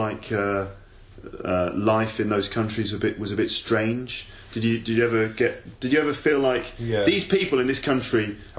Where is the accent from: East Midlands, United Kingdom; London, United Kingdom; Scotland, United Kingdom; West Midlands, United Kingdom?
West Midlands, United Kingdom; Birmingham; accent: Birmingham; A lot of people say the Birmingham accent does make you sound stupid. It's like, I'm from Birmingham, everyone in Birmingham speaks like this.